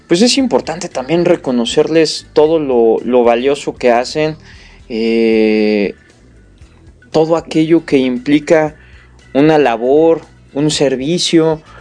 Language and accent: Spanish; Mexico; Bueno, como, mexicanos pues nos